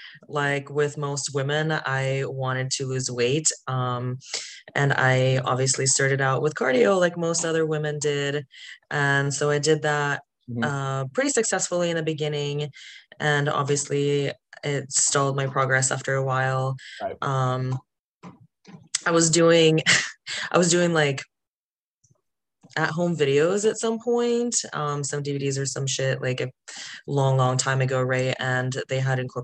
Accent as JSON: {"language": "English", "region": "Kyiv", "country": "Ukraine", "tie": "born or raised there", "also_born_or_lived": "Wyoming / Washington State / Texas", "moved": "yes", "lives_now": "United States", "said": "I'm from Kyiv, Ukraine, but I currently live in the United States. I've been here since August 16th of 2001."}